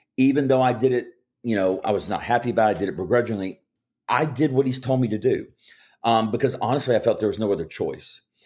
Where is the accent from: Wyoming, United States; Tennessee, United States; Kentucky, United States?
Kentucky, United States; I grew up in Kentucky